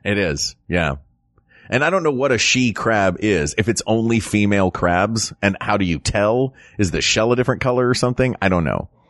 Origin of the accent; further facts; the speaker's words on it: the South, United States; being an American, especially an American from the South